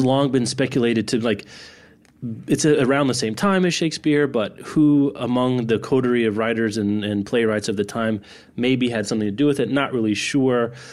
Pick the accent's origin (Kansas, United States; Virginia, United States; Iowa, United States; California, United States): Kansas, United States; Lawrence; my hometown of Lawrence